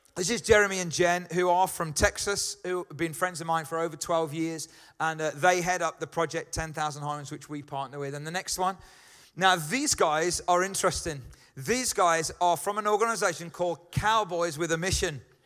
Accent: Birmingham, West Midlands, United Kingdom; accent: Brummie; I'm a Brummy

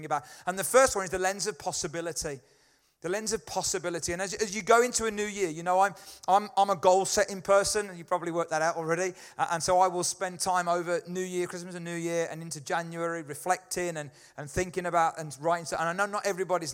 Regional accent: United Kingdom; being British

